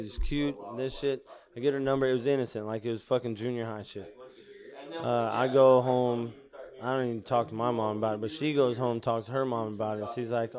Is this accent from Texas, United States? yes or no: no; Mississippi, United States; also born or lived in Japan / Pittsburgh, Pennsylvania; I was born in Mississippi. At 2 years old, I flew to Japan. Lived there till I was 8. Then they shipped me back to Mississippi. First, I went to Pittsburgh, Pennsylvania. Then I ended up in Mississippi. But I was back in Mississippi.